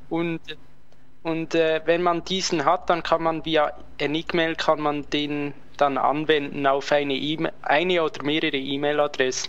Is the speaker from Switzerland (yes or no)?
yes; Switzerland; bei uns in der Schweiz